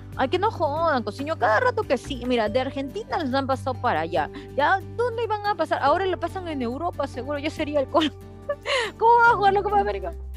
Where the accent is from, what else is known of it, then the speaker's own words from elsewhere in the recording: Peru; soy peruana